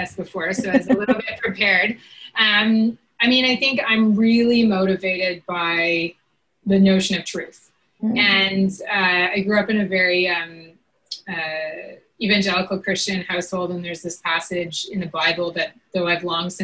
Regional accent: Grande Prairie, Alberta, Canada; moved away as an adult; also born or lived in Saskatchewan / Peterborough, Ontario; our home in Grand Prairie, Alberta, Northern Alberta

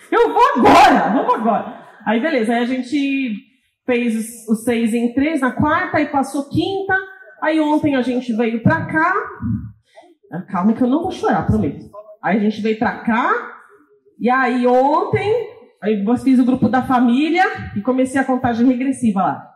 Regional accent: São Paulo, Brazil; Eu sou de São Paulo.

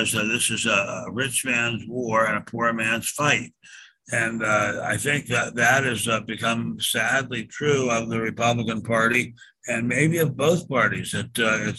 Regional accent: Washington, District of Columbia, United States; now in Beverly Hills, United States; Wifey and I grew up in Washington.

